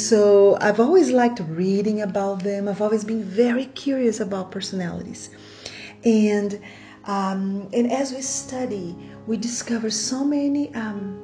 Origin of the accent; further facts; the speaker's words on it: Brazil; first language Portuguese; English is a second language; I'm Brazilian, Portuguese is my first language